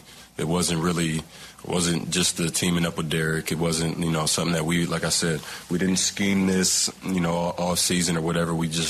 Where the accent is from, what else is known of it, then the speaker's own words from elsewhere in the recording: East Palo Alto, California, United States; But I grew up in East Palo Alto, so I was a Raiders fan my whole life.